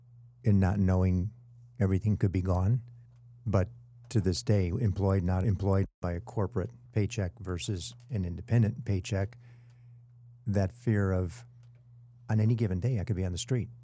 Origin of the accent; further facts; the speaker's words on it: Illinois, United States; I'm two states away. I'm from Illinois.